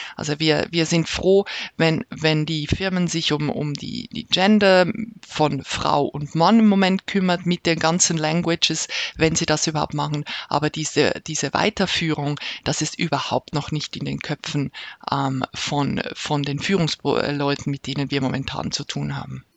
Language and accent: German; Switzerland; bei uns in der Schweiz